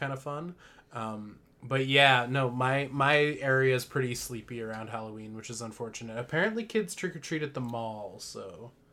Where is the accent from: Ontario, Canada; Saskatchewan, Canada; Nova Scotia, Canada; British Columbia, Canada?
British Columbia, Canada; Parksville; moved away; If I lived, like, in my hometown, if I lived in Parksville still